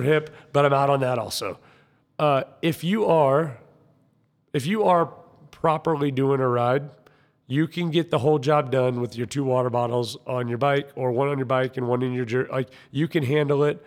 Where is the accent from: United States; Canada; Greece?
United States; I'm American